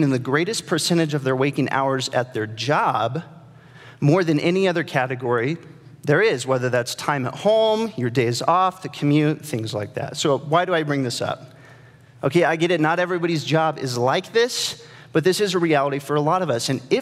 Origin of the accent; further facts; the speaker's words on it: Nebraska, United States; I'm from Nebraska